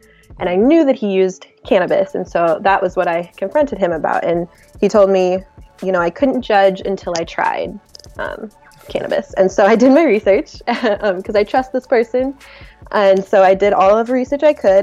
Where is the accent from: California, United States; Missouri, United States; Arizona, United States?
Missouri, United States; I grew up in Missouri, very conservative Midwest type of lifestyle.